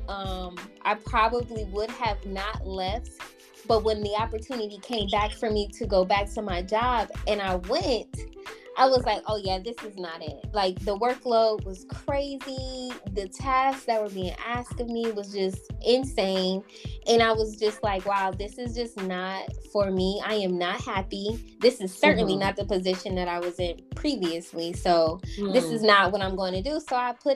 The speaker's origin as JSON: {"language": "English", "town": "Detroit", "region": "Michigan", "country": "United States", "tie": "born or raised there", "also_born_or_lived": "Georgia / South Carolina / Charlotte", "moved": "as an adult", "said": "I was born in Georgia, but I was raised in Detroit, Michigan."}